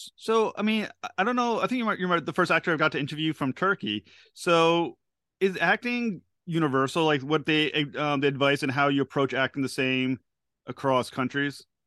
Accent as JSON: {"language": "English", "country": "United States", "said": "I'm from the United States"}